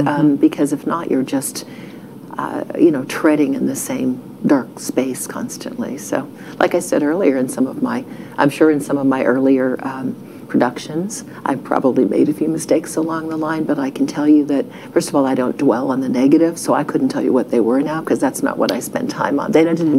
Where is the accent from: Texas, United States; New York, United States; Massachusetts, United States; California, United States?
Texas, United States; And I'm from Texas. You know, I feel like I am from Ohio.